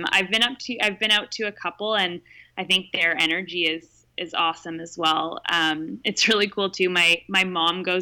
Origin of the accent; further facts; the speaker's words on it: Vancouver, British Columbia, Canada; I grew up in Vancouver, so my whole family is really within 5-10 blocks of where I live.